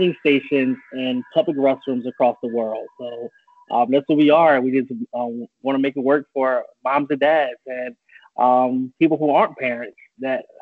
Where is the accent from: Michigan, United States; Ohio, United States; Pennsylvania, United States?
Pennsylvania, United States; Philadelphia; moved away as an adult; also born or lived in Charlotte, North Carolina / New York; now in Florida, United States; I was born in Charlotte, North Carolina, but I was really raised in Philadelphia, PA